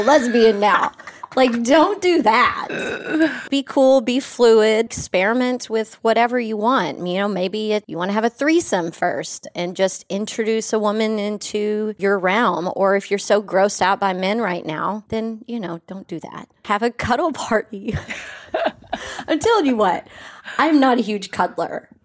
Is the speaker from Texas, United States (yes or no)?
yes; West Texas, United States; a country girl from West Texas